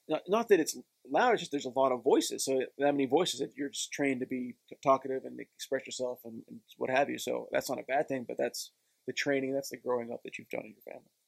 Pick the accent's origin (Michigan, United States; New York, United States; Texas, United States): Texas, United States; Texarkana; moved away as an adult; also born or lived in Connecticut; Texarkana is small, but I never had that small town mindset